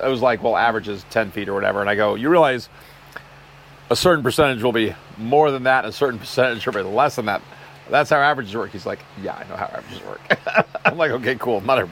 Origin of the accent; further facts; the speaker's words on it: Texas, United States; Where I grew up in Texas